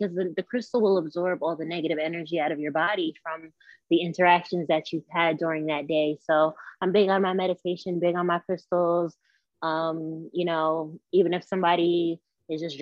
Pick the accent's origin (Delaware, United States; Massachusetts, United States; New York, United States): New York, United States; Westchester County; I'm from New York. I was born and raised in Westchester County, New York.